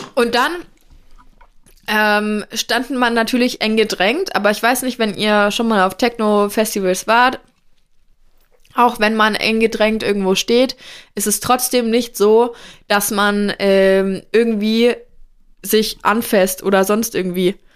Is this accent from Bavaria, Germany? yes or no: yes; Franconia, Bavaria, Germany; moved away; also born or lived in Rheinhessen; bei uns in Franken